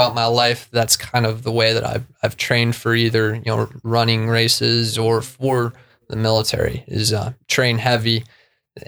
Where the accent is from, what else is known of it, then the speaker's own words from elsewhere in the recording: Vail, Colorado, United States; When I was in school, in elementary school, growing up in Vail, Colorado